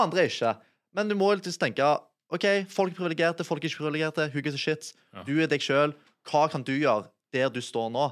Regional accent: Sandnes, Rogaland, Norway; 25 år, jeg kommer fra Sandnes

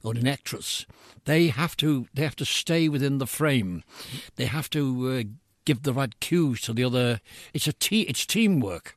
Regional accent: Liverpool, North West England, United Kingdom; it's my hometown, because it's my home city

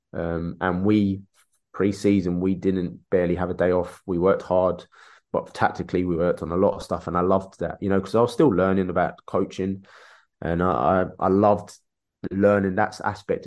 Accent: London, United Kingdom; I grew up in Peckham, Dulwich down the road

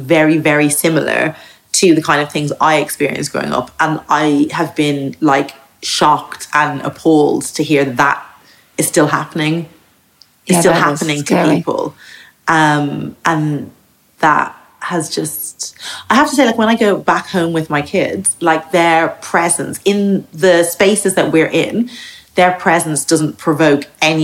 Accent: Dublin, Leinster, Ireland; moved away as an adult; also born or lived in United States; now in Margate, United Kingdom; I grew up in Ireland, like that I'm Irish.

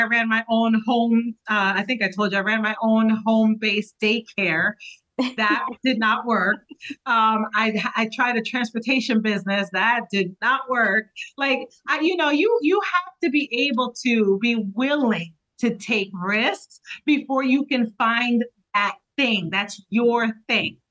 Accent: New Jersey, United States; I represent Southern New Jersey because I'm from New Jersey

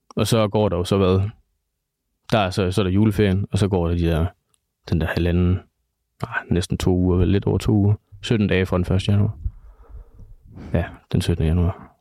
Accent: Vestbjerg, North Denmark Region, Denmark; moved away as an adult; now in Aalborg, Denmark; Jeg kommer fra Vestbjerg. Det er også der, hvor jeg kender Jonas fra

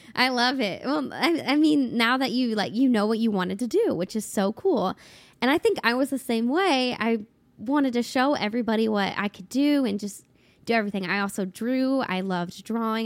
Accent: Cincinnati, Ohio, United States; now in Nashville, United States; I grew up in Cincinnati, Ohio.

